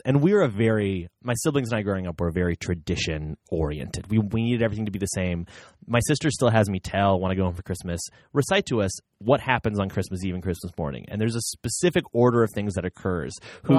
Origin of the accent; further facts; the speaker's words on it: Bloomington, Indiana, United States; In Bloomington, Indiana is where I'm from.